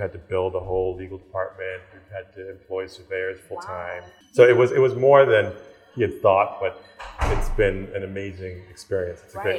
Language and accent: English; Cleveland, Ohio, United States; moved away as an adult; also born or lived in New York; now in Ghana; I was born in Cleveland, Ohio.